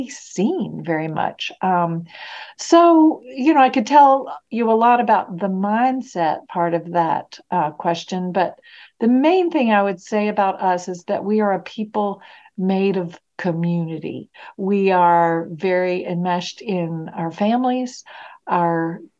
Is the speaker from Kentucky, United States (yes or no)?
yes; Kentucky, United States; moved away as an adult; also born or lived in Indiana; now in Virginia, United States; I grew up in Kentucky.